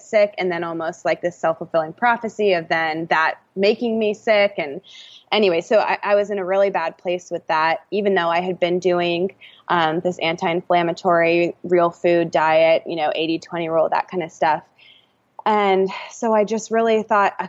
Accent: Atlanta, Georgia, United States; also born or lived in California; I'm from Atlanta, born and raised

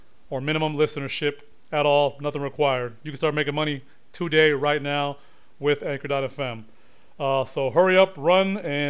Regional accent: Honduras; moved away; I come from Honduras

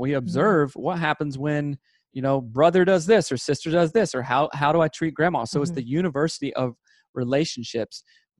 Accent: Southern United States, United States; And I'm from Seth's the South.

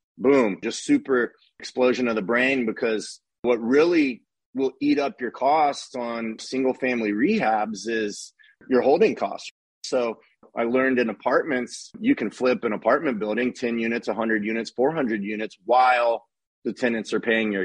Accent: Austin, Texas, United States; now in Dallas, United States; I grew up in Austin

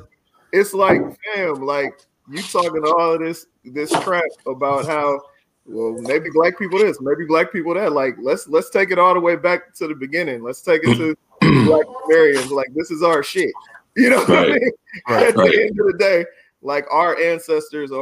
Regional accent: Oakland, California, United States; I'm from East Oakland.

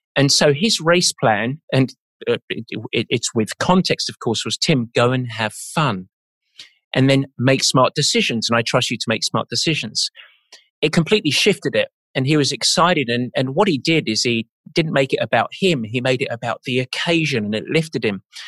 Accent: England, United Kingdom; I'm English.

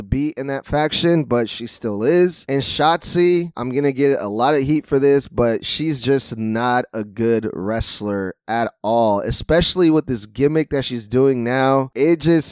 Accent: Sacramento, California, United States; my hometown of Sacramento, California

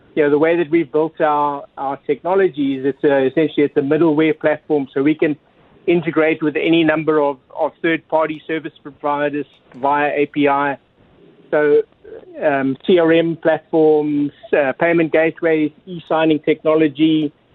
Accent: South Africa; moved away; I'm originally from South Africa

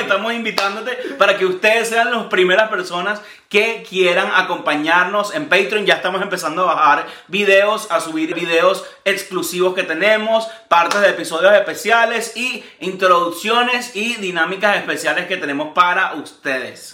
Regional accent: Venezuela; now in United States; en Venezuela es muy característico de nosotros

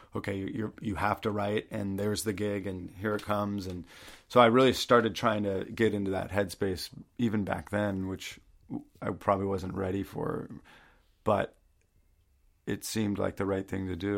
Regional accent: Maine, United States; moved away; also born or lived in Baltimore, Maryland / New York; I'm from Maine

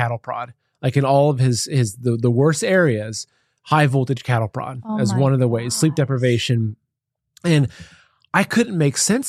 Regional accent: Plain City, Ohio, United States; moved away as an adult; also born or lived in New York City; now in Ohio, United States; I grew up in Ohio, countryside of Ohio. It was a little town called Plain City.

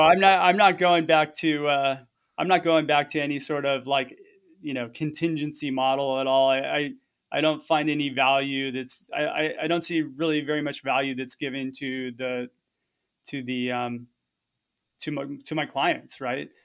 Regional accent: Southern California, United States; moved away; also born or lived in Hawaii; I was born and raised in Southern California, so I grew up as a surfer

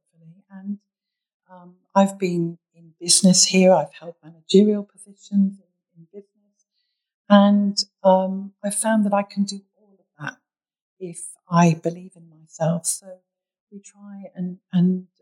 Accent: United Kingdom; accent: British; also born or lived in Bahrain; now in Sydney, Australia; my British accent always gives it away as well

